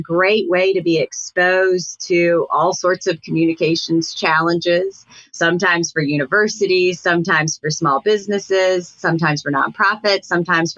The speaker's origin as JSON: {"language": "English", "town": "Atlanta", "region": "Georgia", "country": "United States", "tie": "born or raised there", "also_born_or_lived": "New Hampshire", "moved": "as an adult", "said": "a real civil rights hero was my hometown congressman"}